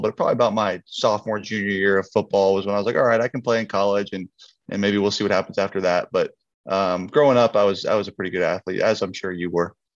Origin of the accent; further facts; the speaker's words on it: just north of San Francisco, Northern California, United States; I grew up in Northern California, just north of San Francisco